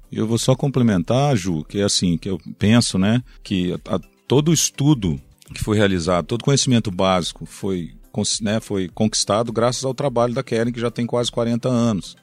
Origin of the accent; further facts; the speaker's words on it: Governador Valadares, Minas Gerais, Brazil; now in Viçosa, Brazil; sou mineiro né? de Valadares, estive muitos anos fora de Minas, inclusive. Então o retorno para Minas foi para mim uma grande alegria, né? Primeiro porque é minha terra natal